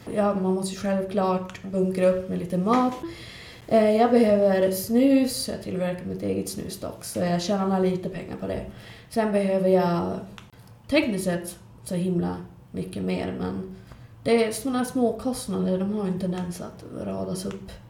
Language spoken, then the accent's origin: Swedish; Skellefteå, Västerbotten County, Sweden; Jag är också från Skellefteå och bor här för tillfället